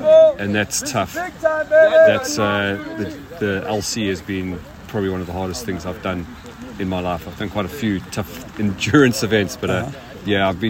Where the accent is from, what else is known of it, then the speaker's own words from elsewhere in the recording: South Africa; moved away as an adult; now in United Kingdom; I'm not originally British. I'm really South African, so I've lived in the UK for about 7 years